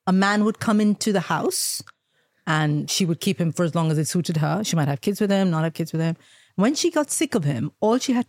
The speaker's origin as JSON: {"language": "English", "country": "India", "tie": "born or raised there", "moved": "yes", "said": "I grew up in India in a very traditional Indian family."}